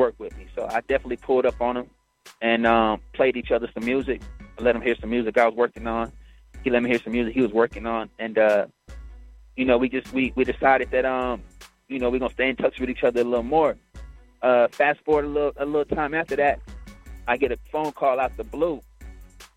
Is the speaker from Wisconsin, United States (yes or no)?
no; Killeen, Texas, United States; moved away as an adult; now in Atlanta, United States; my hometown of Killeen